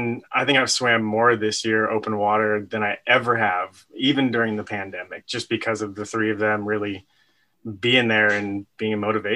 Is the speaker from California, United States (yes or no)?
yes; Santa Cruz, California, United States; moved away; growing up in California around Santa Cruz.